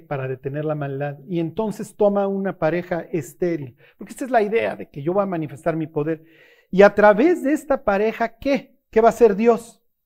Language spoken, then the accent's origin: Spanish; Mexico; also born or lived in Tlalnepantla; Somos más mexicanos que el mole aquí en Tlanepantla